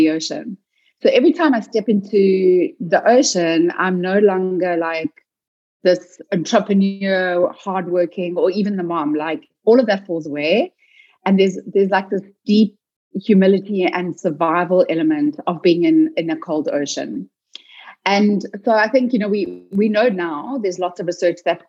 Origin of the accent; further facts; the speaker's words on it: South Africa; also born or lived in Cape Town; I'm South African